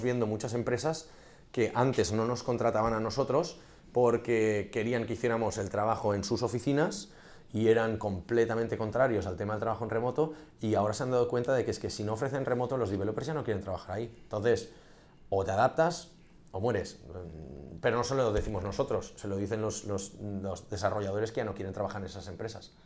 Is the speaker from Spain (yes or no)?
yes; Catalonia, Spain; also born or lived in Munich; Soy un catalán preñado